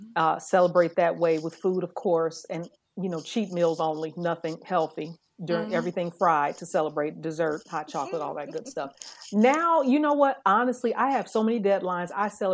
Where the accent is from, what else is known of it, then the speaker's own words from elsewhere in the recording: Chicago, Illinois, United States; I was born and raised in Chicago.